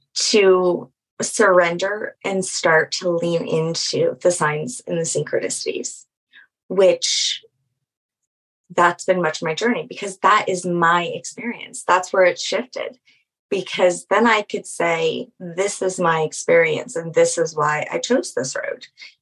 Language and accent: English; Louisiana, United States; I'm from Louisiana